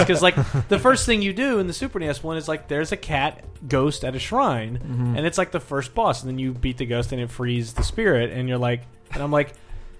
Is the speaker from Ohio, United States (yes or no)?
no; southern Illinois, United States; I'm also from Illinois. We're Bloomington? Oh, I know Bloomington. She's like, Bloomington? Yeah, I'm from further south.